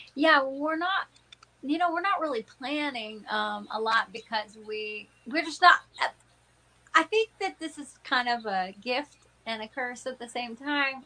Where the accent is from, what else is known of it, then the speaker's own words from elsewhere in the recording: Texas, United States; now in Pittsburgh, United States; that's my hometown, you know, my home state